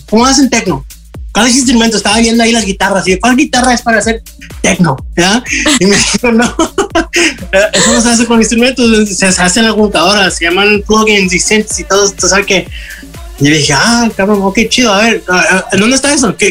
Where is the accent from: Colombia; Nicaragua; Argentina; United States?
United States; mis papás son de México, eh, yo nací aquí en los Estados Unidos. Y, yo crecí aquí con mis amigos, todos hablaban inglés